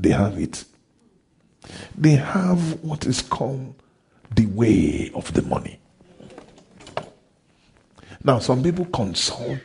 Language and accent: English; Ondo, Nigeria; I'm from Ondo State in a town called O.